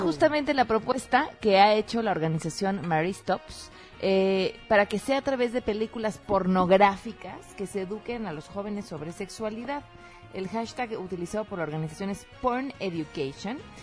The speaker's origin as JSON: {"language": "Spanish", "country": "Mexico", "said": "nos crean una identidad como mexicanos"}